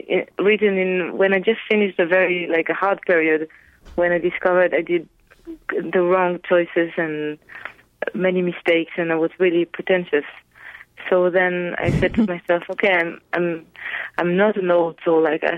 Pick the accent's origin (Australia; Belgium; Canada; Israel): Israel; English is a second language; moved away as an adult; now in Paris, France; I moved from Israel to Paris